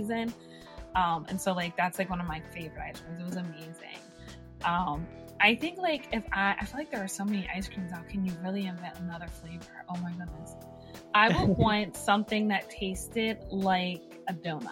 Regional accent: Chambersburg, Pennsylvania, United States; moved away as an adult; my hometown is, of course, like this little teeny tiny town called Chambersburg

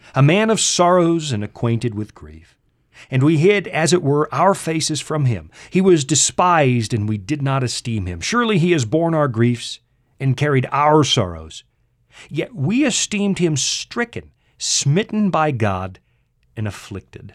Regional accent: Canada; accent: Canadian English

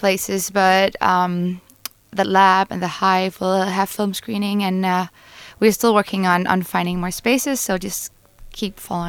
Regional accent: Denmark; moved away; I'm from Denmark.

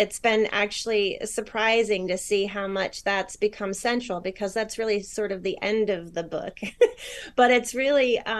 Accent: New York, United States; also born or lived in Arizona / Michigan; and now I'm originally from New York. And I've lived all over. So sometimes you hear some Arizona, sometimes some New York, sometimes some Michigan now.

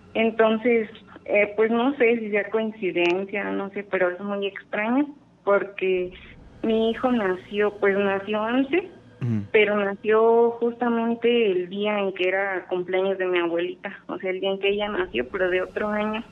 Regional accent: Morelia, Michoacán, Mexico; de Morelia.

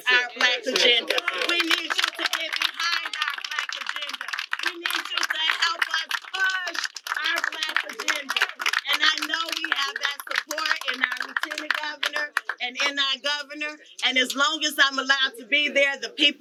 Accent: Maywood, Illinois, United States; also born or lived in West Side, Chicago / South Side, Chicago; I'm not only from the village of Maywood. I'm from the West Side. I'm from the South Side

